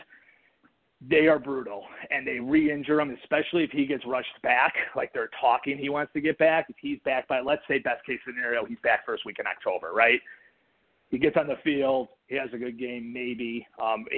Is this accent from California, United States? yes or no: no; Chicago, Illinois, United States; I'm from Chicago